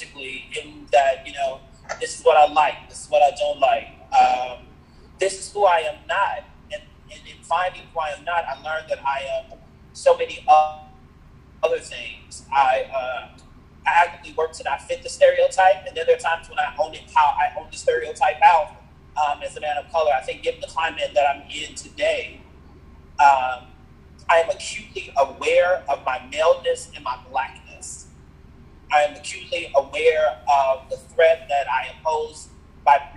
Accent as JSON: {"language": "English", "town": "Chicago", "region": "Illinois", "country": "United States", "tie": "born or raised there", "also_born_or_lived": "New York City", "moved": "yes", "said": "I was born and raised in Chicago"}